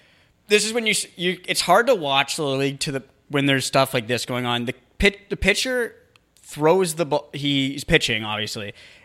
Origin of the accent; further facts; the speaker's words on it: New Hampshire, United States; No, I grew up in New Hampshire.